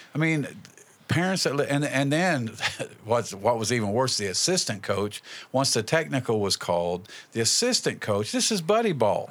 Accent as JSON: {"language": "English", "town": "Indianapolis", "region": "Indiana", "country": "United States", "also_born_or_lived": "Wayne County, West Virginia", "moved": "as an adult", "lives_now": "West Virginia, United States", "said": "we're from Indianapolis. We moved down here in ninety-two"}